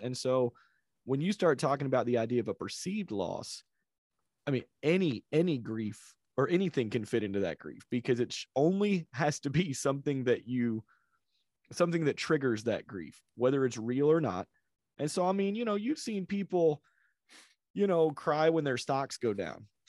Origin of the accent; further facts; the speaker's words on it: South Carolina, United States; I grew up in South Carolina